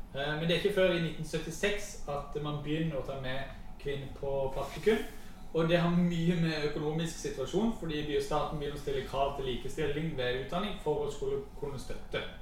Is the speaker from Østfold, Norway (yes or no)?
no; Mandal, Agder, Norway; jeg har vokst opp i, i Mandal